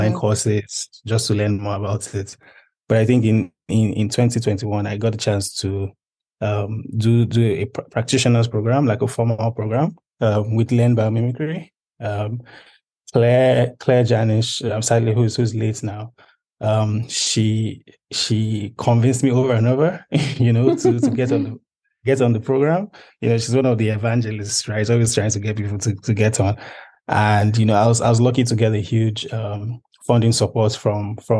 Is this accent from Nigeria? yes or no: yes; Nigeria; I'm a Nigerian public policy specialist